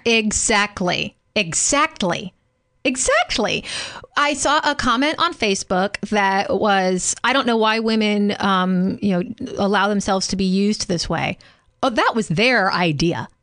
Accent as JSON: {"language": "English", "region": "Louisiana", "country": "United States", "tie": "born or raised there", "said": "growing up in Louisiana"}